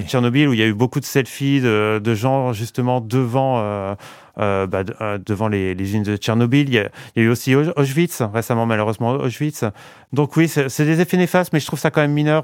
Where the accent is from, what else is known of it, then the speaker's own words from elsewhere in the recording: Valenciennes, Hauts-de-France, France; moved away; je suis né à Valenciennes, j'ai passé 20 ans de ma vie à Valenciennes.